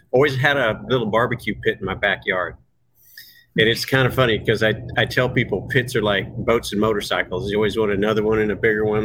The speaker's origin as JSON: {"language": "English", "town": "Dallas", "region": "Texas", "country": "United States", "tie": "born or raised there", "moved": "as an adult", "lives_now": "Seattle, United States", "said": "I was born in Texas, Dallas, Texas"}